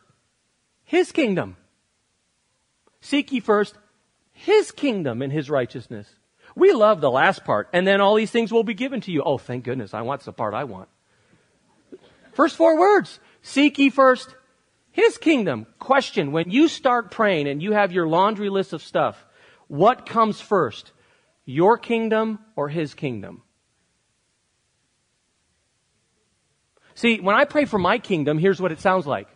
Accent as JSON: {"language": "English", "country": "United States", "said": "I love being an American, and I love living here"}